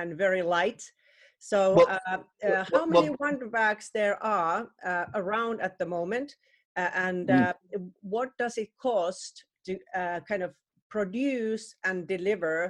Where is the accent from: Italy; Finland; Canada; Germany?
Finland; now in United Kingdom; my home country where I'm originally in Finland